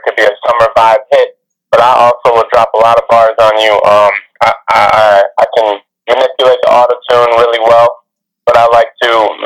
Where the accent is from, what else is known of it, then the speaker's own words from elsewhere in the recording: Detroit, Michigan, United States; I'm from Detroit, Michigan.